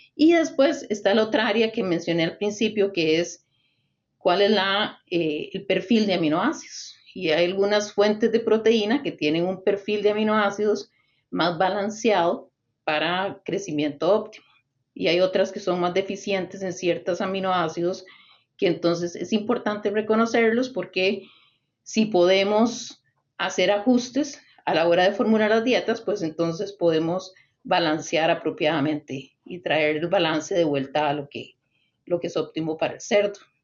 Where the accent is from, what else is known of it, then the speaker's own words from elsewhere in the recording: Costa Rica; soy originaria de Costa Rica